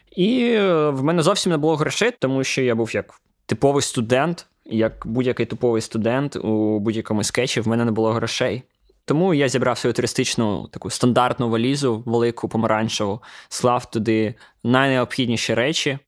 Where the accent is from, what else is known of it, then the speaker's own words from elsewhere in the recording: Ukraine; ми з України